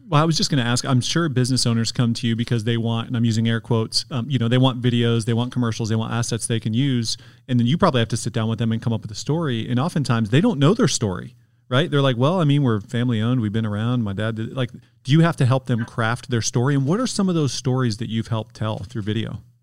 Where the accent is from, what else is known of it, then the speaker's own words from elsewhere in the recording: Detroit, Michigan, United States; moved away; I'm from Detroit originally